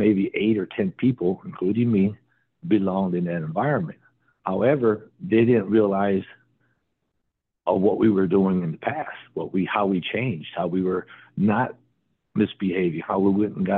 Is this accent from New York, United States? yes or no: no; Wisconsin, United States; I'm from Wisconsin